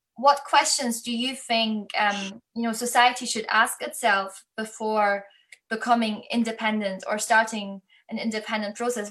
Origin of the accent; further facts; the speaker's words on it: Germany; moved away as an adult; now in United Kingdom; I'm from Germany. So I grew up in school with constantly learning about the Holocaust